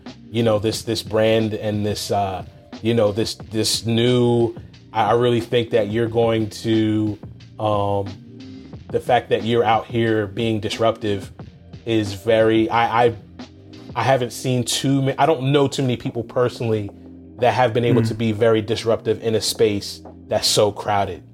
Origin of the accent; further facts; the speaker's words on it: Philadelphia, Pennsylvania, United States; we're all from Philly